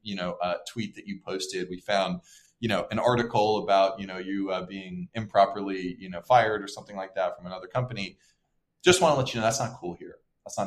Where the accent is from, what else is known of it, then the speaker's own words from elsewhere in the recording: Portland, Oregon, United States; I grew up in Portland